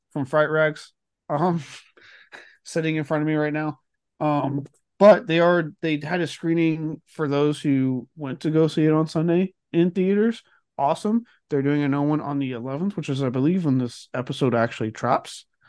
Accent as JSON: {"language": "English", "town": "Blanco", "region": "Texas", "country": "United States", "tie": "born or raised there", "said": "growing up in Blanco"}